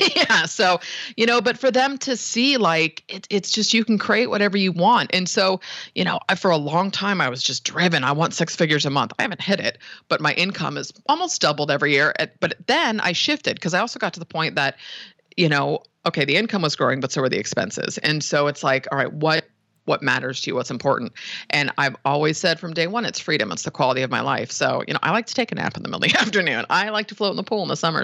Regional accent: San Francisco, California, United States; born and raised in the Bay Area

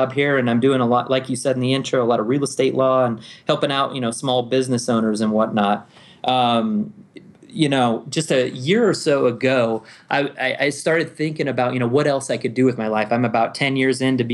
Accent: Omaha, Nebraska, United States; moved away as an adult; also born or lived in Fort Worth, Texas / Colorado Springs, Colorado; I was born and raised in Nebraska. Most of my family comes from small towns you probably never heard of, but I grew up in Omaha.

